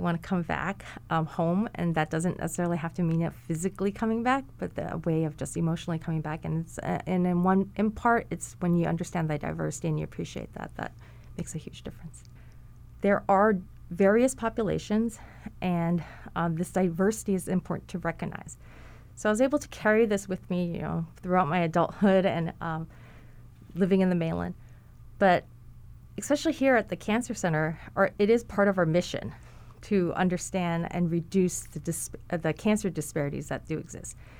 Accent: Hawaii, United States; also born or lived in mainland United States; I grew up in Hawaii. I, I also lived in the mainland for a period of time, but I grew up in Hawaii

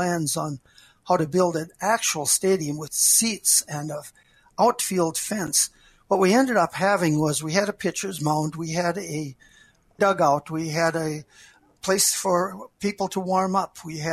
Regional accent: Wishek, North Dakota, United States; also born or lived in Billings; I grew up in Wishick, where It Takes a Village is true and real

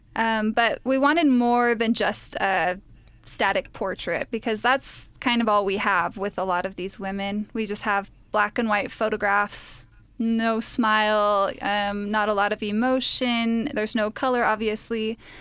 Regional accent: Utah, United States; I'm actually the only Utah of the three of us

